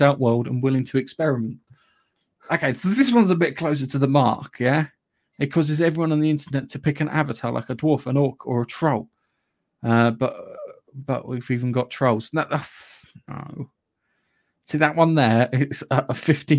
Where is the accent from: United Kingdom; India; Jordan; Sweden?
United Kingdom; I'm British.